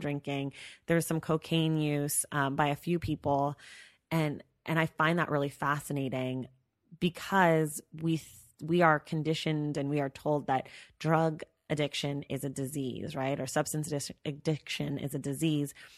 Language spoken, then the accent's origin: English; Bay Area, California, United States; we grew up in the Bay Area